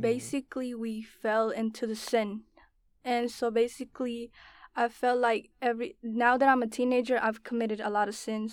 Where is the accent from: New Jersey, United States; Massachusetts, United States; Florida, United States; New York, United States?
Florida, United States; West Palm Beach; also born or lived in Bainbridge, Georgia; I was born in Georgia, and I was raised in Florida, West Palm Beach.